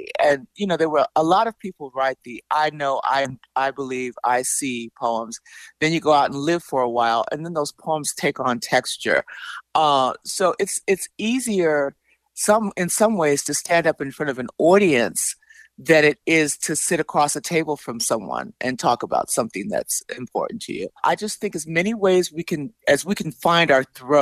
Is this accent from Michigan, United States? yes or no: no; Chicago, Illinois, United States; I grew up in Chicago. I'm a Chicago native.